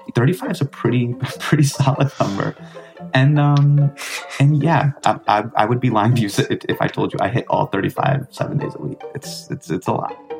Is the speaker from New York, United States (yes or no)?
no; Davis, California, United States; Desi Alighierian kid who's growing up in Davis, California